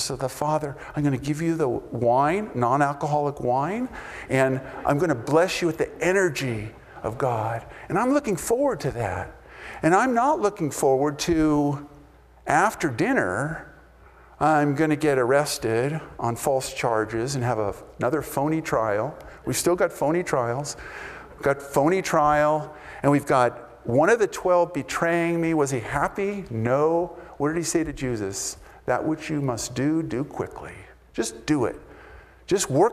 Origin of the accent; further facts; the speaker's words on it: United States; I'm an American boy